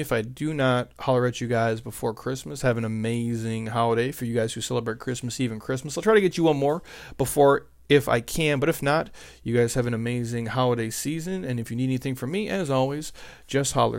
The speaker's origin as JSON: {"language": "English", "region": "Midwest", "country": "United States", "tie": "born or raised there", "said": "I grew up in the Midwest, and we didn't have any money"}